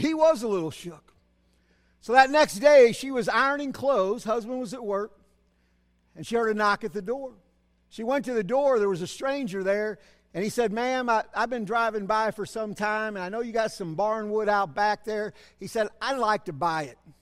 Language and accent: English; Berkeley, California, United States; also born or lived in Cedar Hill; I grew up here in Berkeley